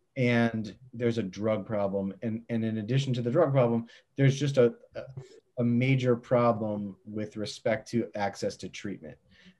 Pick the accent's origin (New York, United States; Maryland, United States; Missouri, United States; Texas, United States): Maryland, United States; outside Baltimore; my own personal experience as a white kid growing up outside Baltimore